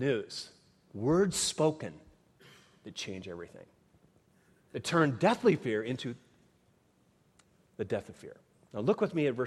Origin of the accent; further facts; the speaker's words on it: Minnesota, United States; moved away; I grew up in Minnesota